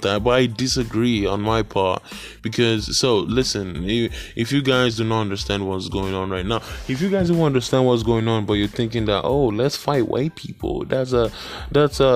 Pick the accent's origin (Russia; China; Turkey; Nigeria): Nigeria; moved away; I'm from Nigeria